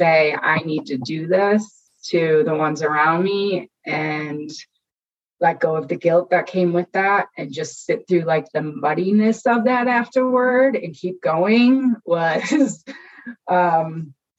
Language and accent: English; Chicago, Illinois, United States; I grew up in the Chicagoland area